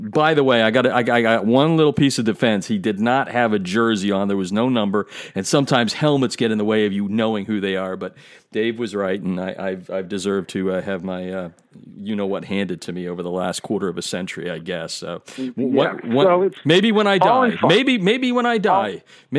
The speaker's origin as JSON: {"language": "English", "area": "Lehigh Valley", "region": "Pennsylvania", "country": "United States", "tie": "born or raised there", "moved": "yes", "said": "he is so well respected in my hometown. I mean, I keep in touch, as everyone knows, with the Lehigh Valley"}